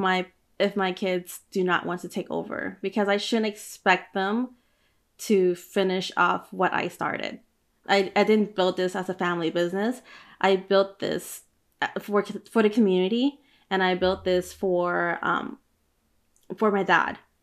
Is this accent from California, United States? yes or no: yes; Oakland, California, United States; I grew up by Chinatown in Oakland